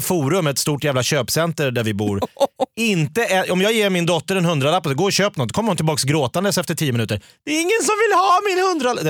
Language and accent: Swedish; Stockholm, Stockholm County, Sweden; som stockholmare